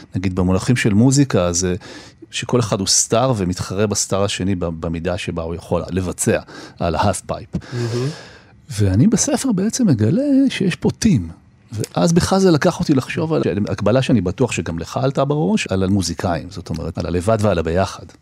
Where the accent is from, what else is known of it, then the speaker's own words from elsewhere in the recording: Jerusalem, Jerusalem District, Israel; moved away; גם נולדתי בירושלים, ילדות קצת, חטיבת ביניים, חזרתי אחר כך, חזרתי שוב, ואני כל הזמן שם